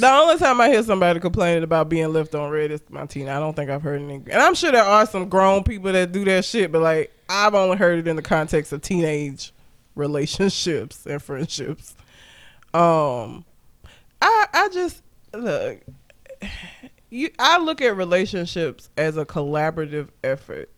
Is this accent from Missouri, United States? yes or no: no; Alabama, United States; I'm from the South